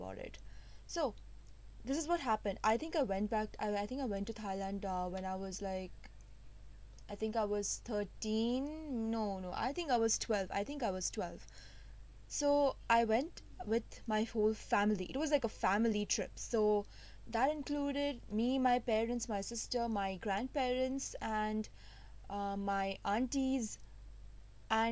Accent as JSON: {"language": "English", "country": "India", "said": "being Indian"}